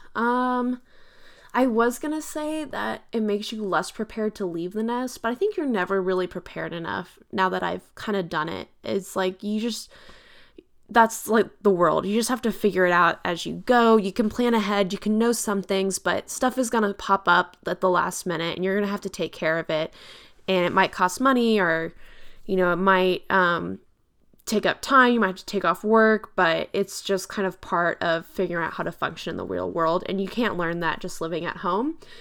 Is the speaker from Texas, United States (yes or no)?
yes; Texas, United States; I'm from Texas